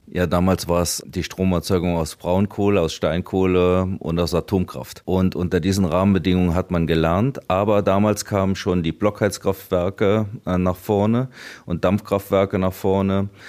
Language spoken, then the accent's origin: German; Trier, Rhineland-Palatinate, Germany; Ich komme aus der Region, ich habe meine Familie und meine Freunde in der Region